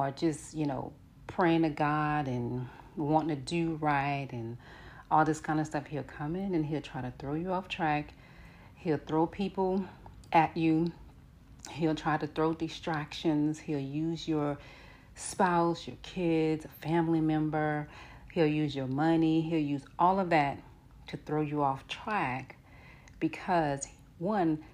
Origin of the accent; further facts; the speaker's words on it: New Orleans, Louisiana, United States; I'm from New Orleans and I'm from the Florida Projects